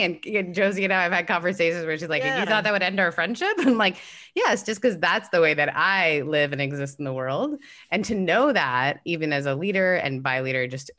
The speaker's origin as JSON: {"language": "English", "country": "Canada", "said": "I'm Canadian."}